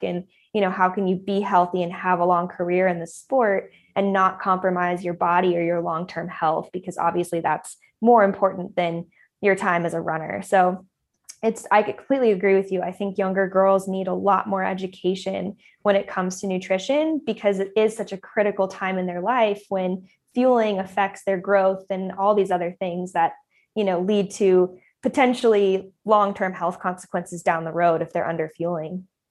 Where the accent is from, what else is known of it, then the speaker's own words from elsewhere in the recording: Boulder, Colorado, United States; also born or lived in San Diego; I grew up in Colorado, just outside of Boulder